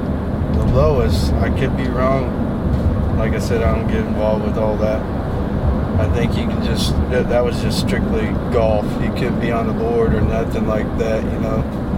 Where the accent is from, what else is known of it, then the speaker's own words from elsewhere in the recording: Illinois, United States; now in Naples, United States; I'm originally from Illinois. Been here 25 years.